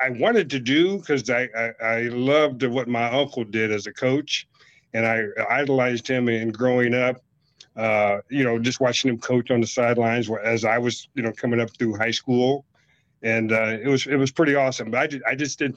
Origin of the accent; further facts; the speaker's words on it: Carthage, Missouri, United States; also born or lived in Joplin, Missouri; I went back to my hometown of in Carthage, Joplin, Missouri